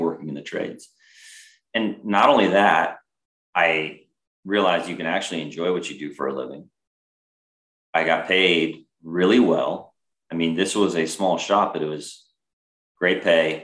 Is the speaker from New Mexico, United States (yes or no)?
no; California, United States; moved away as an adult; also born or lived in Massachusetts; growing up in California